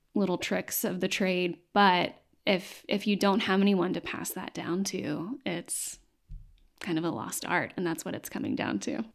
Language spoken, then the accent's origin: English; Knoxville, Tennessee, United States; now in Nashville, United States; I grew up in Knoxville